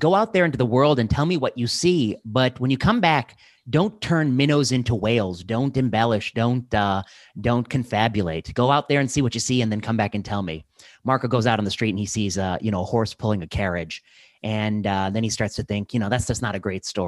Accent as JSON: {"language": "English", "country": "India", "said": "I'm Indian"}